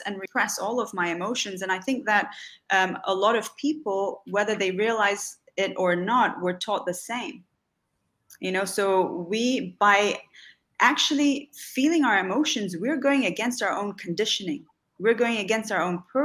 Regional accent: Dubai, United Arab Emirates; also born or lived in Salvador, Bahia, Brazil; was born in Salvador in Bahia in Brazil, which is in the Northeast. My mother's family is from there. I lived there until I was about five, and then we moved to Dubai

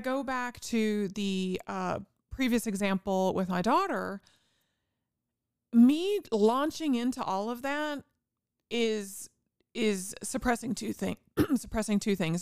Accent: Indiana, United States; I grew up in Indiana

